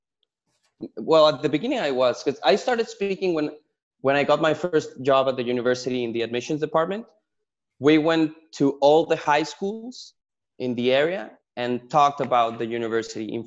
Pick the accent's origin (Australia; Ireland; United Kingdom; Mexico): Mexico; moved away as an adult; also born or lived in San Diego, California; I was born and raised in Mexico